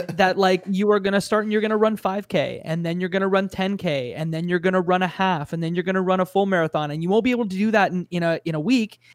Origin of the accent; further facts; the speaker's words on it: Canada; as a Canadian